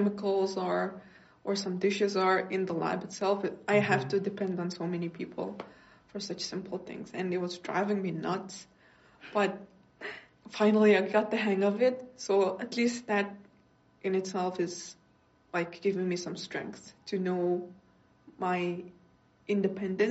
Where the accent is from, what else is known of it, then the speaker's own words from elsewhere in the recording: Mongolia; moved away; I went back to my home country, Mongolia, a month ago now